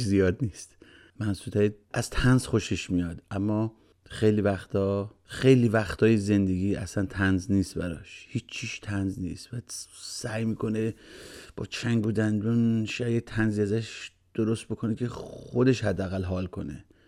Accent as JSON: {"language": "Persian", "country": "Iran", "moved": "yes", "lives_now": "United States", "said": "به عنوان یه ایرانی"}